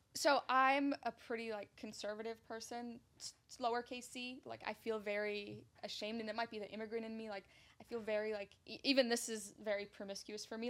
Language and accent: English; New York City, New York, United States; also born or lived in Egypt; So I grew up in Ridgewood, Queens, and I had moved. We when we moved from Egypt, that's where I grew up